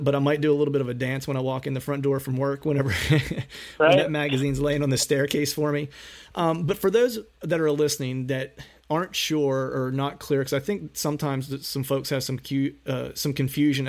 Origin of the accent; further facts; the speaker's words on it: Bedford County, Pennsylvania, United States; near where my hometown is, in that Bedford County kind of south central portion of Pennsylvania